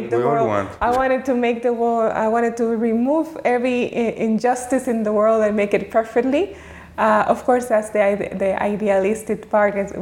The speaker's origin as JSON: {"language": "English", "country": "Dominican Republic", "tie": "born or raised there", "also_born_or_lived": "Geneva", "moved": "yes", "said": "growing up in Dominican Republic, it was all about my family relationships"}